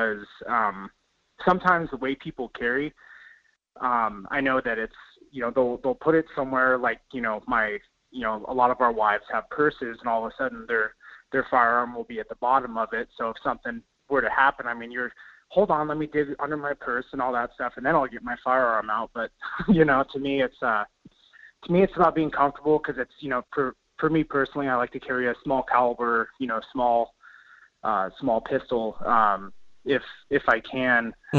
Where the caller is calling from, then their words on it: Wasilla, Alaska, United States; Good morning. It's … from Wasilla.